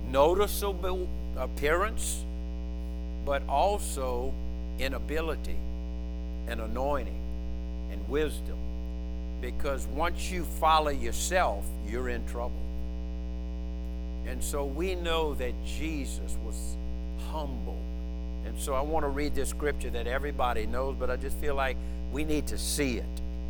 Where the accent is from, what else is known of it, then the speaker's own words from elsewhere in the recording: Louisiana, United States; I'm Cajun.